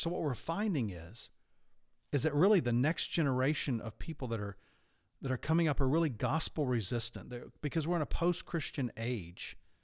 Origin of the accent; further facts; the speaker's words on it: United States